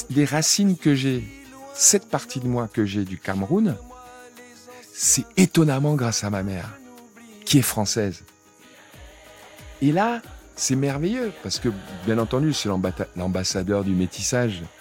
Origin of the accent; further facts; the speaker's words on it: Senegal; tout ce qui est Afrique, je viens du Sénégal, mais c'est comme si j'étais sénégalais où ou rien quoi.